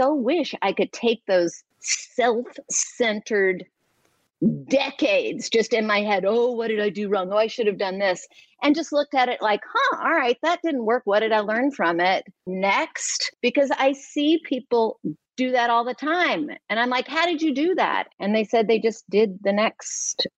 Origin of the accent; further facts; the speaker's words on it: Atlanta, Georgia, United States; moved away as an adult; also born or lived in New York; I'm an Atlanta girl. I'm actually from Atlanta